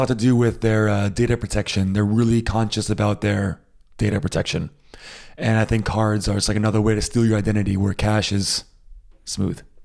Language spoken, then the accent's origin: English; United States; now in Germany; I am American. I was born in the States. I grew up in the States